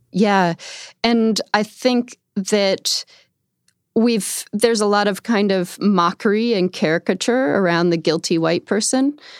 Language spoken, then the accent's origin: English; upstate New York outside of Albany, United States; I grew up in upstate New York outside of Albany